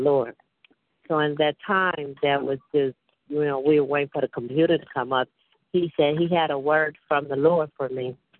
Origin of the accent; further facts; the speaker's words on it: Chicago, Illinois, United States; I'm from Chicago